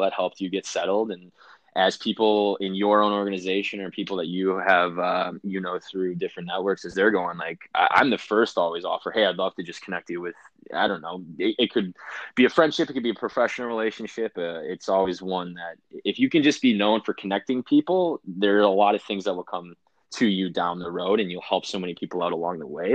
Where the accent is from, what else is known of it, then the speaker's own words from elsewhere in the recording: Wisconsin, United States; moved away; I grew up in Wisconsin